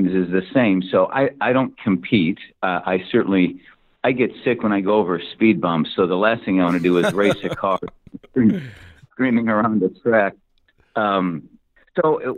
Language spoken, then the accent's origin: English; Bettendorf, Iowa, United States; moved away; also born or lived in Davenport, Iowa; I grew up in Iowa and born and raised in Bettendorf, Iowa.